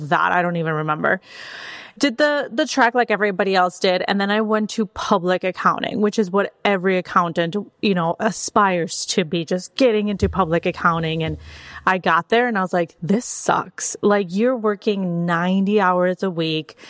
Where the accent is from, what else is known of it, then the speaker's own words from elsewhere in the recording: Mexico; also born or lived in Wisconsin; now in Austin, United States; I was born and raised in Mexico